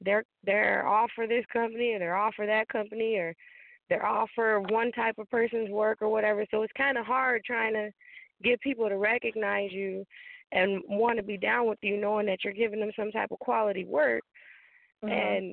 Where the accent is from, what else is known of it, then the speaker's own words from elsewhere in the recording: Chicago, Illinois, United States; also born or lived in North Carolina; But I was born and raised in Chicago, moved to North Carolina, lived there for 10 years. I'm a mother to 6 kids, 3 boys, 3 girls, and a wife.